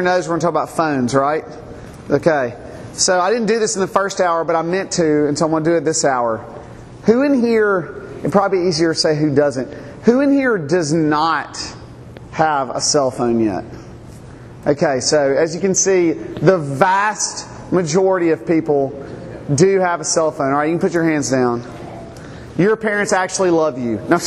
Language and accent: English; Mississippi, United States; moved away as an adult; also born or lived in South Carolina / Louisiana; now in Montgomery, United States; I was born in South Carolina. I lived most of my life in Mississippi